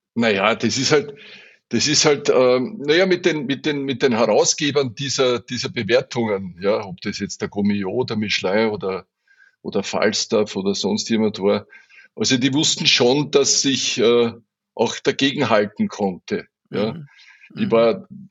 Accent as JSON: {"language": "German", "region": "Burgenland", "country": "Austria", "said": "bei uns im Burgenland"}